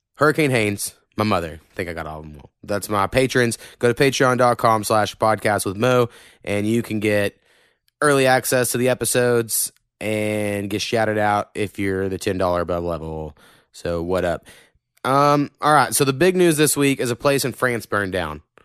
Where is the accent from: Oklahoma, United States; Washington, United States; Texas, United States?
Oklahoma, United States; accent: southern hint, country; I think I have a little bit of a southern hint.